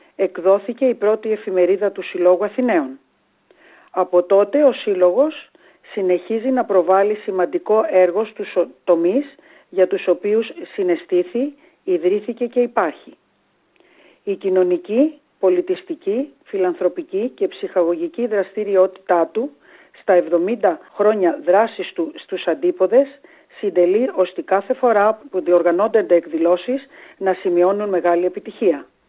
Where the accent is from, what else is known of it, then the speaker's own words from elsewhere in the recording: Greece; now in Australia; Ως Έλληνες μετανάστες